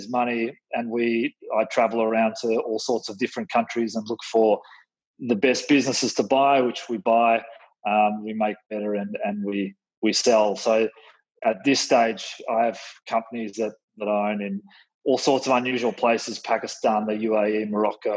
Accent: Melbourne, Victoria, Australia; I'm an Australian, born in Melbourne

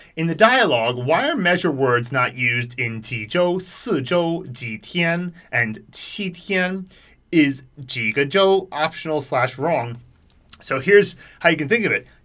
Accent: United States; as an American

